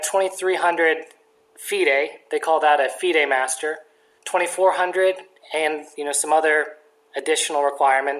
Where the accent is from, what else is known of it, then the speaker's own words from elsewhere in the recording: Dallas, Texas, United States; I was very lucky to live in Dallas, honestly